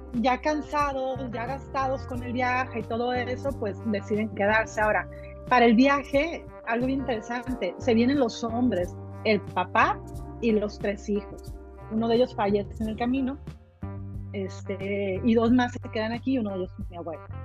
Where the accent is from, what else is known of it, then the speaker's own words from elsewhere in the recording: Culiacán, Sinaloa, Mexico; Nosotros nacimos mexicanos, somos mexicanos y seguiremos siendo mexicanos